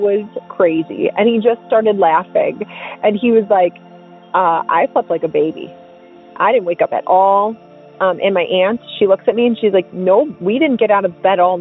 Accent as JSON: {"language": "English", "town": "Milwaukee", "region": "Wisconsin", "country": "United States", "also_born_or_lived": "Fort Hood, Texas", "moved": "as an adult", "said": "I'm from Milwaukee, Wisconsin"}